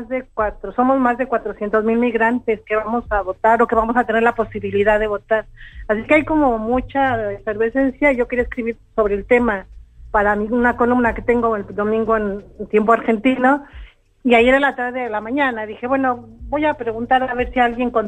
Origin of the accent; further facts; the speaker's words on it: Mexico; en mi país comenzó a convertirse en el país de los desaparecidos, porque a partir del año 2006, que comenzó la guerra contra el narcotráfico, eh, las desapariciones en México se multiplicaron.